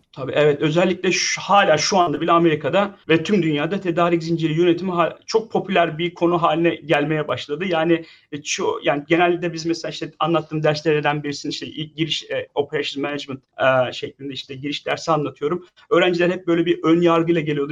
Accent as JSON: {"language": "Turkish", "region": "Samsun", "country": "Turkey", "tie": "born or raised there", "also_born_or_lived": "Ankara, Turkey / Pittsburgh, United States / Boston, United States", "moved": "as an adult", "lives_now": "Lincoln, United States", "said": "aslen Samsunluyum. Samsun'da doğdum büyüdüm"}